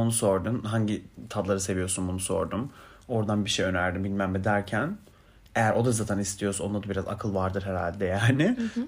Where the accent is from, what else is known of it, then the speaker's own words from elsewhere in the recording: Turkey; I'm Turkish